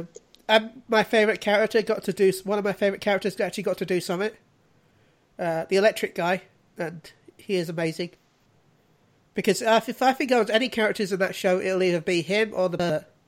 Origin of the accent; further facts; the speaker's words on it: United Kingdom; we were being very British about it